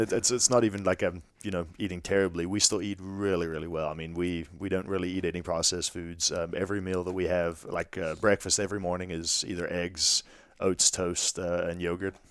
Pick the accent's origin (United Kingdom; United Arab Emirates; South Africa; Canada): South Africa; moved away; growing up in South Africa